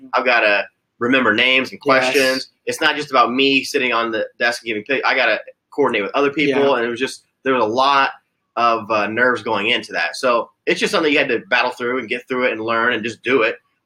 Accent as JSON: {"language": "English", "town": "Floyds Knobs", "region": "Indiana", "country": "United States", "tie": "born or raised there", "said": "I grew up in Floyd's Knobs"}